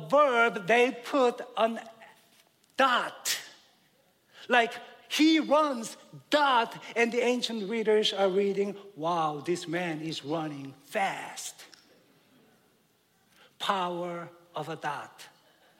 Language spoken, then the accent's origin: English; South Korea; moved away; I grew up in Korea back in the late 60s and early 70s